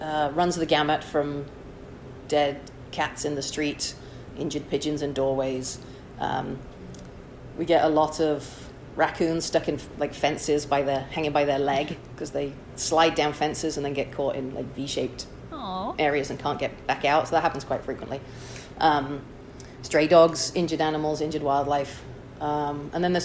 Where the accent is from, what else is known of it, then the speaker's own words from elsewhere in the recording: Chester, North West England, United Kingdom; moved away as an adult; also born or lived in Wichita, Kansas; now in San Francisco, United States; I'm originally from Chester, England.